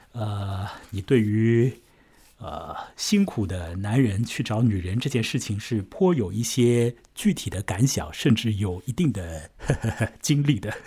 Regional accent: an island within Shanghai, China; 我的老家嘛，也在水边嘛，我现在就在岛上嘛

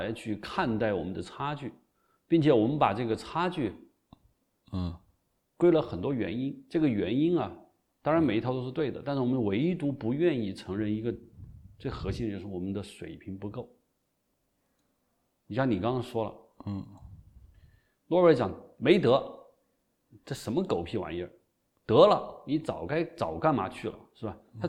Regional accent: China; 我要金鸡奖最，因为我觉得是我是中国人，金鸡奖是中国的最高奖，是吧？

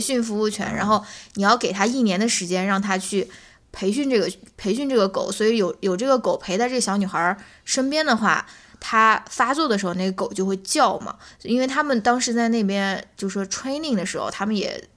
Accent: China; 我们中国人

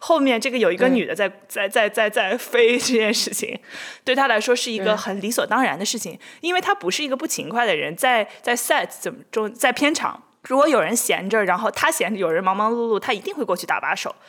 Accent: Shanxi, China; now in New York, United States; 我作为一个山西人，我不但是家里面没有一个男性做菜，我整个 extended family、

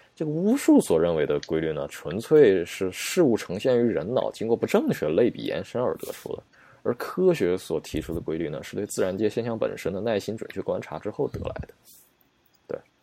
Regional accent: China; 我们中国人

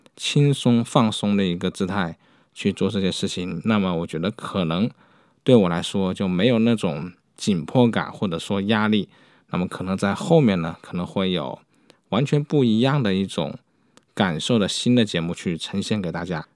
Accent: China; 我们中国人

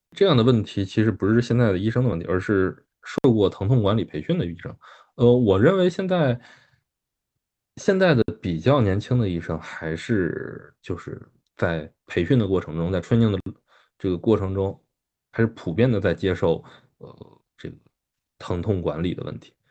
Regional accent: China; 我们中国人

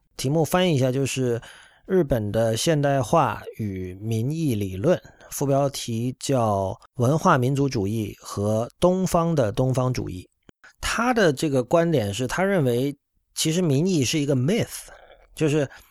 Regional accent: China; 我们身为中国人意味着什么

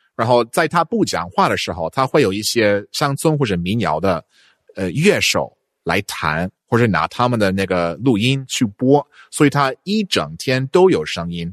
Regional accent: northeast Texas, United States; Chinese is a second language; moved away as an adult; also born or lived in Guangzhou, China / Hainan, China; now in China; 我在一个德克萨斯的东北的一个小地方

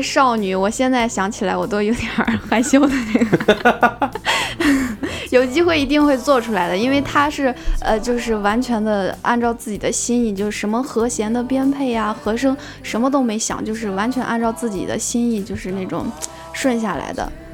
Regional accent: Xingtai, Hebei, China; 我， 我就是是应，应该说是彻彻底底的邢台人，我就是小学、初中 高中、大学都是在邢台。我就没有出去过

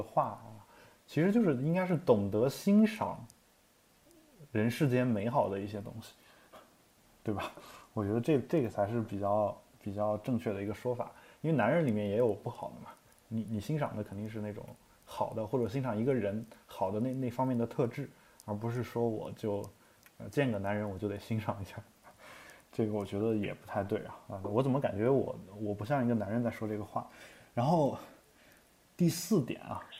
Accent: China; moved away; also born or lived in Europe; 我们大陆人

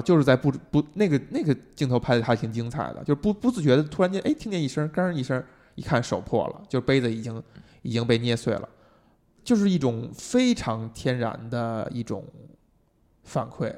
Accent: China; 我们中国人这么勤劳聪明

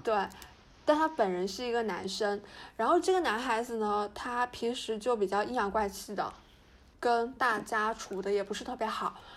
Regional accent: Fujian, China; 我是福建人

